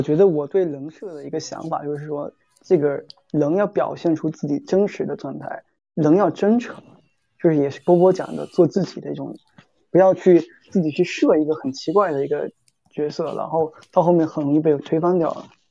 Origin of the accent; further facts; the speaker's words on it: Fujian, China; moved away as an adult; also born or lived in Xiamen; now in Shanghai, China; 作为一个福建人，我是比较怕冷的。我觉得来上海之后